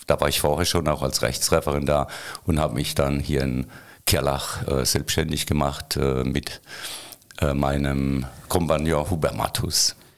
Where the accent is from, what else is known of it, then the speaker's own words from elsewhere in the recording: Waghäusel, Baden-Württemberg, Germany; ich bin in Kerlach geboren